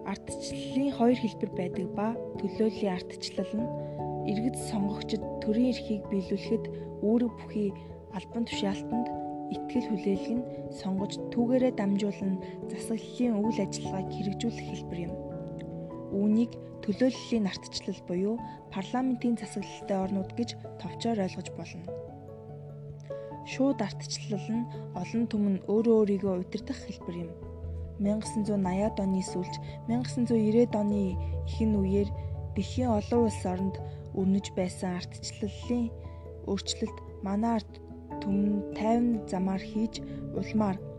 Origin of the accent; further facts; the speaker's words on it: Mongolia; Бид Монгол улсын иргэний хувьд